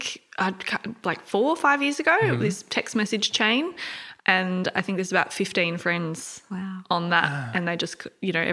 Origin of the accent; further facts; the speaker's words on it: Candelo, New South Wales, Australia; Yeah, Candalo, so I grew up in Candalo.